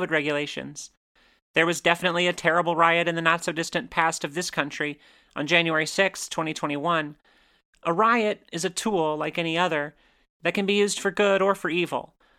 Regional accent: Johnson City, Tennessee, United States; my hometown, Johnson City, Tennessee

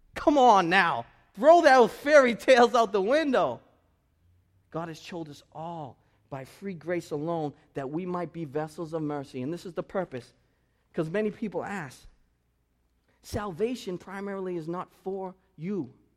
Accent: United States; this is how we are in American culture

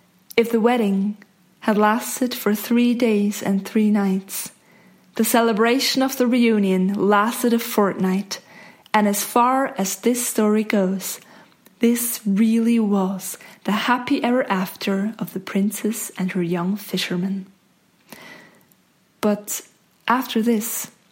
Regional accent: Zug, Switzerland; I grew up in Zug

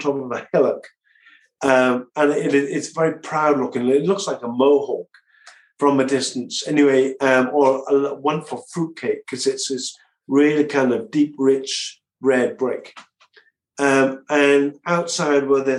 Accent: South Wales, United Kingdom; now in London, United Kingdom; I'm from South Wales in a small seaside town in between Cardiff and Swansea, and it was all English speaking

